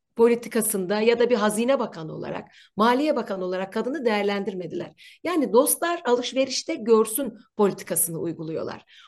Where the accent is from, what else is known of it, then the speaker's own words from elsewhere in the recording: Ankara, Turkey; ben Ankaralıyım. Bir köylü çocuğuyum.